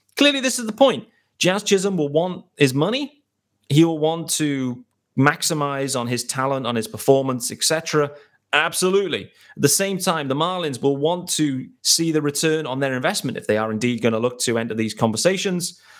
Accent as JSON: {"language": "English", "country": "United Kingdom", "said": "I am a British host"}